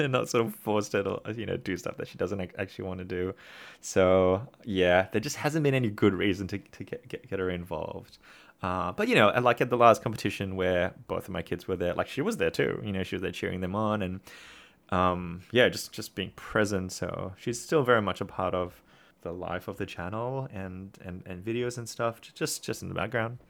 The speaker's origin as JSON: {"language": "English", "country": "Singapore", "tie": "born or raised there", "moved": "yes", "lives_now": "Australia", "said": "growing up in Singapore and now living in Australia."}